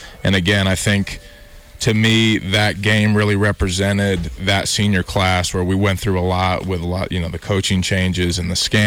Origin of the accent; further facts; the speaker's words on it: Bozeman, Montana, United States; growing up in Bozeman, watching games in that stadium